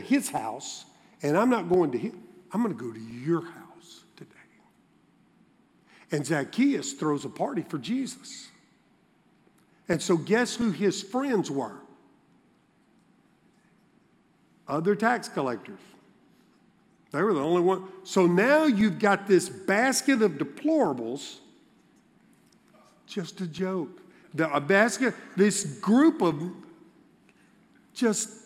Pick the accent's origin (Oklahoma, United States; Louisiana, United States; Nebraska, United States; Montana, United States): Louisiana, United States; Baton Rouge; I grew up in Baton Rouge